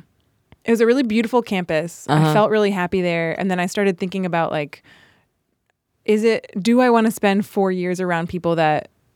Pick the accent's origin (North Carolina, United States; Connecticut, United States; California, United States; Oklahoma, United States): North Carolina, United States; Charlotte; moved away as an adult; also born or lived in Princeton; now in Chicago, United States; I grew up in North Carolina, in Charlotte, but I went to Princeton.